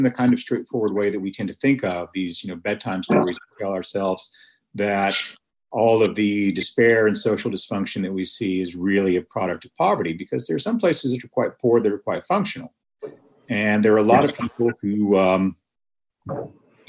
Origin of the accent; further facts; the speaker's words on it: Lubbock, Texas, United States; I grew up in Lubbock, Texas